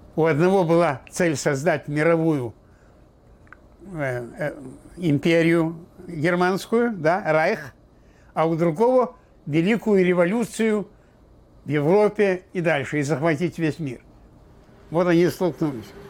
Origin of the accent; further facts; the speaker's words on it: Slawharad, Mogilev Region, Belarus; also born or lived in Odesa, Ukraine; now in United States; Я родился в Белоруссии, Славгород, в 21 году